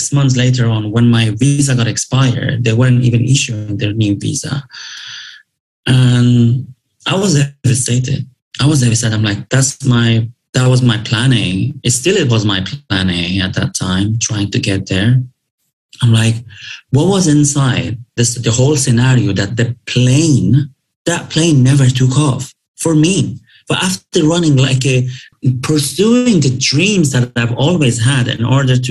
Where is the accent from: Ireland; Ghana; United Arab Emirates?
United Arab Emirates; Dubai; English is a second language; moved away as an adult; I grew up in Dubai